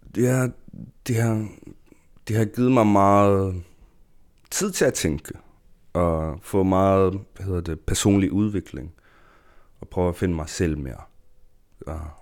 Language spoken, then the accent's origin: Danish; Greenland; Danish is a second language; now in Odense, Denmark; som en grønlænder